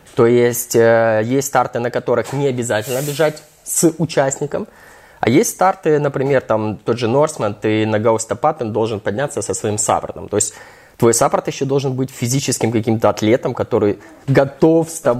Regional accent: Ukraine; я вообще украинец

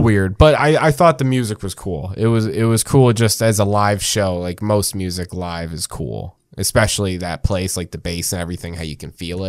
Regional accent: New Jersey, United States; we're from Jersey, so fuck out of here.

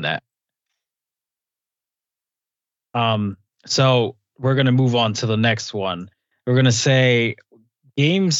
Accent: United States; I was born in the States

